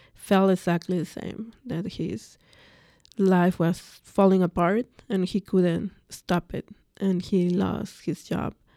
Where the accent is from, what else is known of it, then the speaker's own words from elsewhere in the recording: Mexico City, Mexico; first language Spanish; English is a second language; moved away as an adult; growing up in Mexico, I come from a very large family.